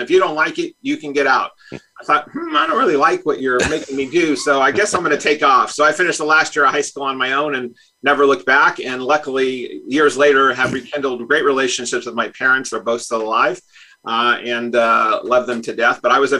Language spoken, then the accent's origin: English; Greenfield, Massachusetts, United States; born there; I was born in Greenfield, Massachusetts. I was the son of a Navy man.